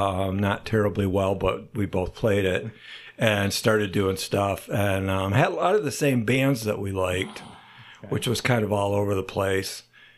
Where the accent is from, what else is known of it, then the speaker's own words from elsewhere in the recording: Grand Blanc, Michigan, United States; I grew up in Grand Blanc.